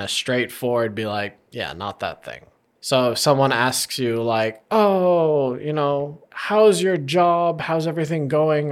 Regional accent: United States; as an American

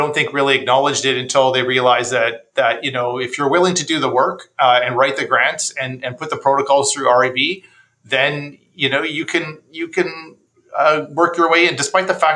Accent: Canada; being a Canadian

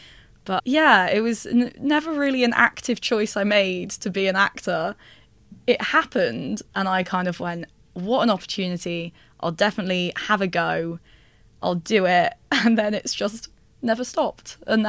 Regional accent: Liverpool, North West England, United Kingdom; So I grew up in Liverpool, up north

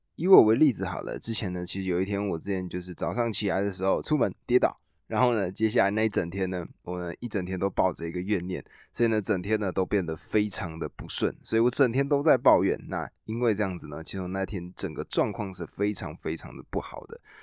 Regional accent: Taiwan; 我们台湾人

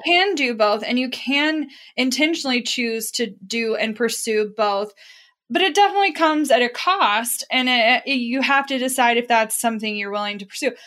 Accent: Midwest, United States; we grew up in the Midwest

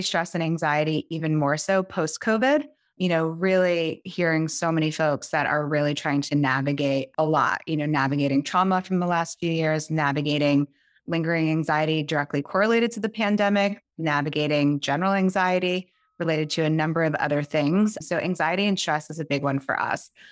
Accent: just outside New York City, a suburb of New Jersey, United States; I grew up just outside New York City in a suburb of New Jersey.

